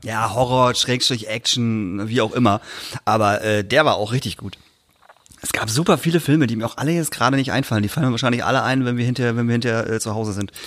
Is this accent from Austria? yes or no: no; Emden area, Lower Saxony, Germany; wo ich herkomme, äh, Tubo-Jugend Emden